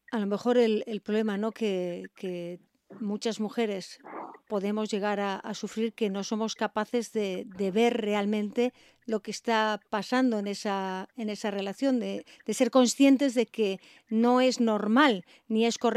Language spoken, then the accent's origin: Spanish; Tarragona, Catalonia, Spain; moved away as an adult; now in Asturias, Spain; soy un pueblo de Tarragona, de Ascón. De un pueblo de Tarragona.